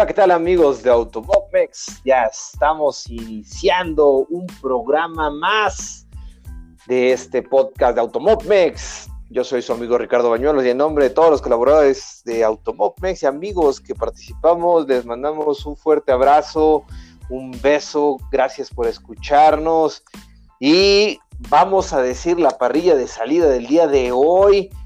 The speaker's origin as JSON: {"language": "Spanish", "country": "Mexico", "said": "nuestro compatriota"}